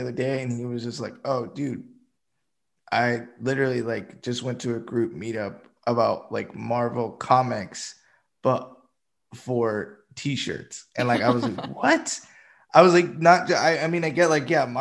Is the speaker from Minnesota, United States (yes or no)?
no; Boston, Massachusetts, United States; moved away; I'm originally from Boston, Massachusetts, like the outskirts